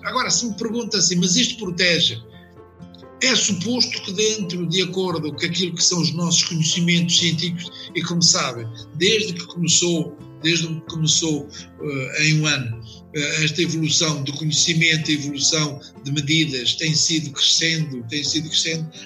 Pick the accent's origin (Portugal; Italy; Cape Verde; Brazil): Portugal; Coimbra, Centro; also born or lived in Angola; now in Lisbon, Portugal; Eu nasci em África e mais propriamente em Angola mas vim residir e onde me formei em Coimbra, portanto as minhas origens praticamente são de Coimbra.